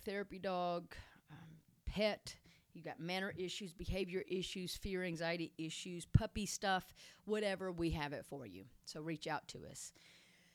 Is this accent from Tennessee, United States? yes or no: yes; Tennessee, United States; I am from Tennessee, naturally. So I'm not sure what kind of accent just came out.